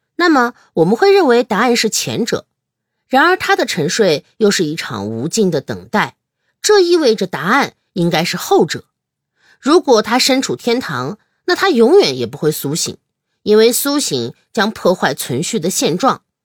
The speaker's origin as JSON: {"language": "Chinese", "country": "China", "said": "没有我们中国人审美这么高"}